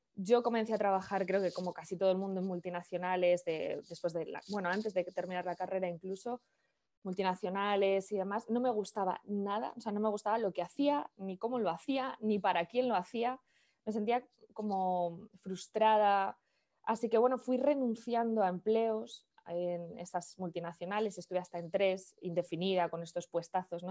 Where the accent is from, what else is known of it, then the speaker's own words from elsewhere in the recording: Valladolid, Castile and León, Spain; moved away as an adult; yo soy de Valladolid, de una ciudad del norte de España, por si alguien es de España, pero me fui de Valladolid hace 20 años. Tengo ahora 39, pues hace 20 años, con 19, 20